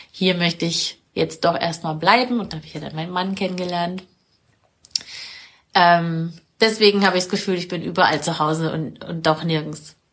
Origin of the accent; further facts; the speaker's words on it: Munich, Bavaria, Germany; Wir sind gerade in Landshut, bei mir. Und ich komme aus München. Ich kann nicht sagen, wo ich herkomme. Ich habe immer das Gefühl, ich komme aus der Welt.